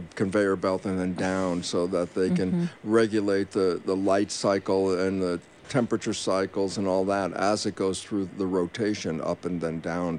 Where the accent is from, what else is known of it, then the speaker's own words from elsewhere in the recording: California, United States; being a Californian